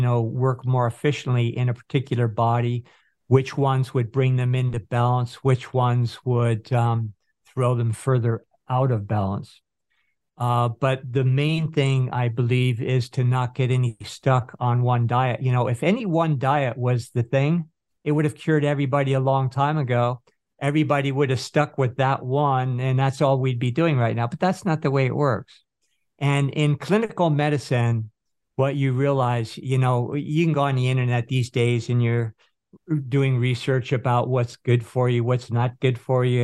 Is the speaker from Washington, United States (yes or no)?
no; Northern California, United States; where I grew up in Northern California